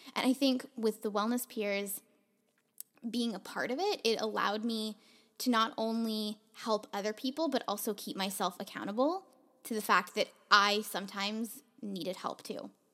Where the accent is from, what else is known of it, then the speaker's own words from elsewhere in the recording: Toronto, Ontario, Canada; moved away as an adult; now in Vancouver, Canada; when I first moved to Vancouver, um, I'm from Toronto